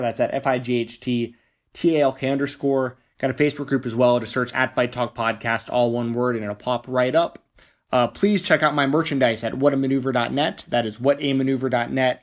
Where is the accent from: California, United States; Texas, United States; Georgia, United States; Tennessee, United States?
Tennessee, United States; Nashville; Nashville, Tennessee, my hometown